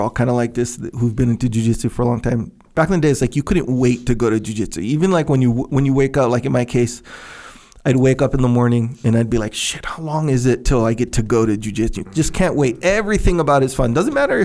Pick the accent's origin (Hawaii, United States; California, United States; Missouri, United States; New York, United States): Hawaii, United States; Kauai; I grew up on Kauai